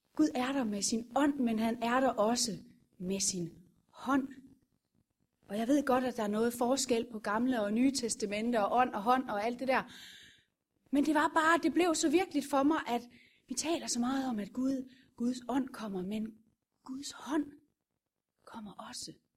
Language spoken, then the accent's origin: Danish; Vorbasse, Southern Denmark, Denmark; Det er jeg fra Vorbasse